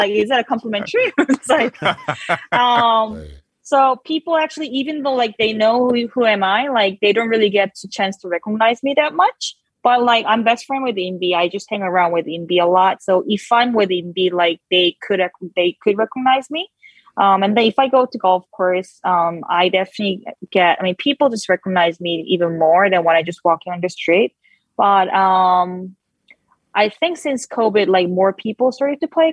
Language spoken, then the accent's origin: English; South Korea; moved away; I grew up in Korea